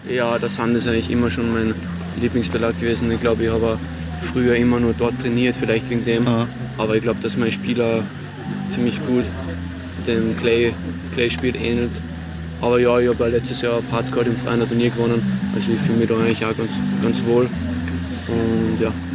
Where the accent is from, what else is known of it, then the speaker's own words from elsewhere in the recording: Salzburg, Austria; in Salzburg, in meiner Heimat